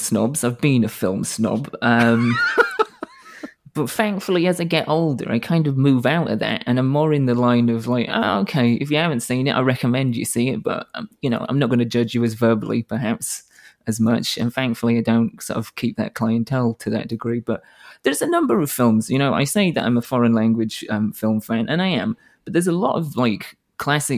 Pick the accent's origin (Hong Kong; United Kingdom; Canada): United Kingdom; the north of England; moved away as an adult; now in United States; I'm from Northern England